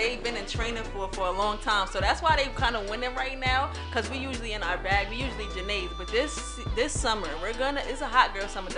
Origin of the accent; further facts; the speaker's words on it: New York City, New York, United States; I'm from the boogie down Bronx